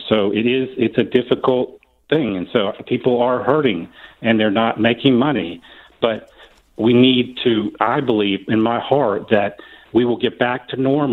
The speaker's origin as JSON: {"language": "English", "region": "Florida", "country": "United States", "said": "I'm a second generation Floridian. I've got young kids here. I've got my parents here."}